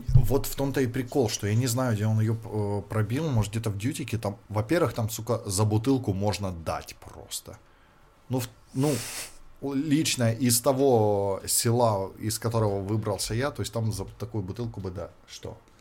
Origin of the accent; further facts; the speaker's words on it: Luhansk Oblast, Ukraine; now in China; откуда я